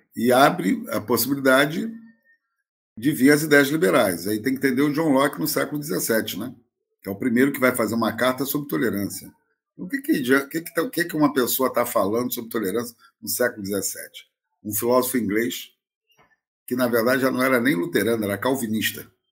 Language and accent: Portuguese; Brazil; eu fui criado em colégio interno, na FUNABEM